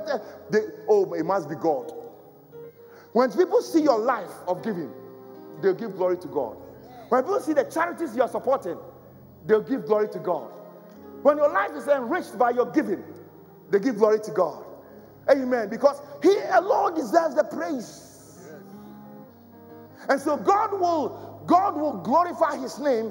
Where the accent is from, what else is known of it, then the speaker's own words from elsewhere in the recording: Ghana; now in London, United Kingdom; I went to Ghana, my home country, my original home country.